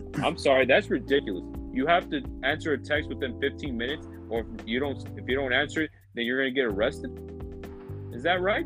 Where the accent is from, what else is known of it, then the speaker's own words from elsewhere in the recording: United States; I was born here personally in the United States